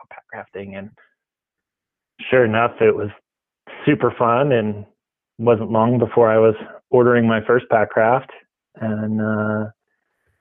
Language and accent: English; Maine, United States; moved away as an adult; also born or lived in New Hampshire / Ouray, Colorado / Juneau, Alaska; I grew up in Maine and New Hampshire